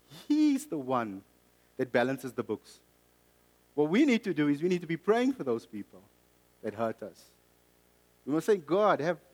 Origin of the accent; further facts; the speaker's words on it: South Africa; also born or lived in Mozambique; I bought it because I'm South African or Mozambican. Or half South African, half Mozambican.